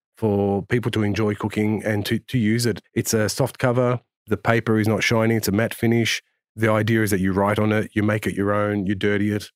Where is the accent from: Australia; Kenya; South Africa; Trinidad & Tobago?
Australia; growing up in Australia